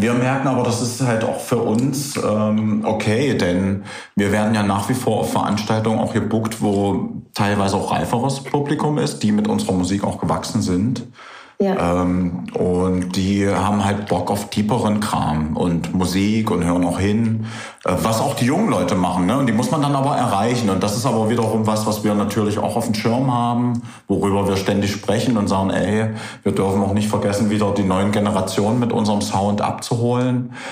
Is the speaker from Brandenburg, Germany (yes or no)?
no; Merseburg, Saxony-Anhalt, Germany; moved away as an adult; now in Halle, Germany; Ich bin damals aus Merseburg gekommen